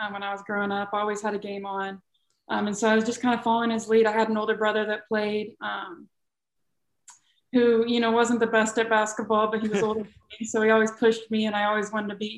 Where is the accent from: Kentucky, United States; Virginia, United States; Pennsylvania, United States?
Kentucky, United States; Louisville; born or raised there; also born or lived in New Albany, Indiana